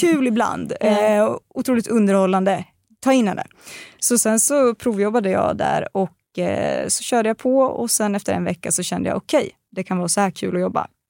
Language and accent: Swedish; Östergötland, Sweden; accent: östgötska; Jag får alltid höra att min östgötska är så helt otrolig